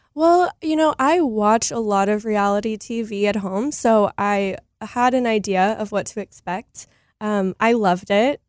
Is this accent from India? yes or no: no; Texas, United States; I am Texan, born and raised